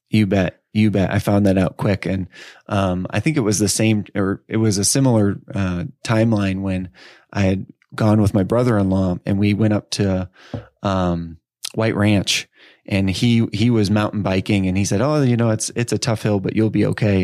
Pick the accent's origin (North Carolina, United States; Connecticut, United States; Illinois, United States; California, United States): Illinois, United States; Edwardsville; also born or lived in Chicago suburbs, Illinois; I'm from Edwardsville, Illinois. Um, so I, actually, I spent, uh, nine years, uh, in the suburbs of Chicago, and then, um, I spent the next nine years in suburbs of Saint Louis.